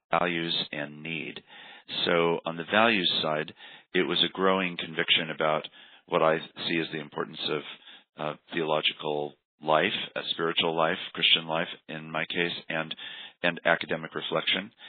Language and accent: English; Washington, United States; moved away; also born or lived in Berkeley, California; I was raised in Washington State